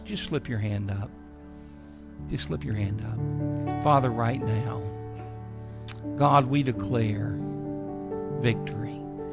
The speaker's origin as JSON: {"language": "English", "country": "United States"}